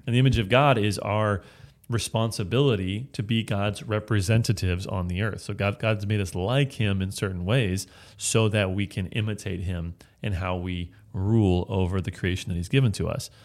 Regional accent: Bay Area, California, United States; I'm from the Bay of California

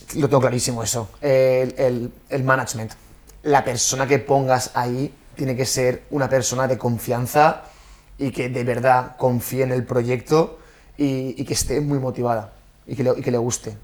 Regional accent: Valencian Community, Spain; moved away as an adult; also born or lived in Australia; somos valencianos

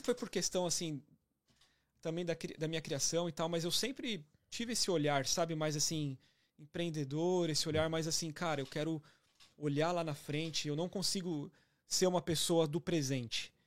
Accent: Santo André, São Paulo, Brazil; moved away as an adult; now in Toronto, Canada; Sou de Santo André

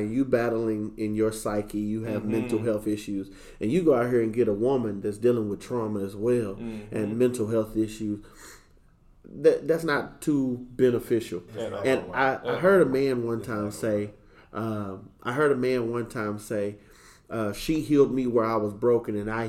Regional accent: Arkansas, United States; now in Dallas, United States; I'm from Arkansas

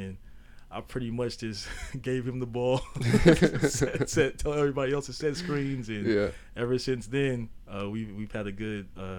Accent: Sacramento, California, United States; born and raised in Sacramento.

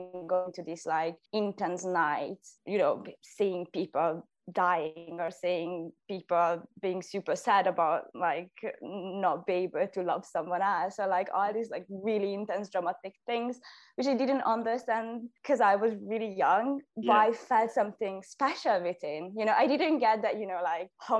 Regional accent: Budapest, Hungary; first language Hungarian; English is a second language; now in Scotland, United Kingdom; I'm from Budapest, Hungary

